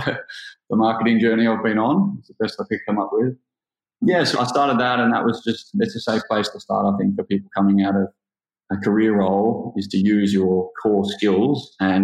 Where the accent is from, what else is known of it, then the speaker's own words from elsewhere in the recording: Gold Coast, Queensland, Australia; also born or lived in London; I'm from the Gold Coast, and I worked in accounting here on the Gold Coast